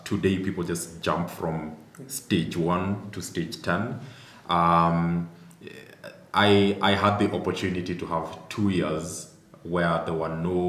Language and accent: English; Eldoret, Uasin Gishu County, Kenya; I grew up in Eldoret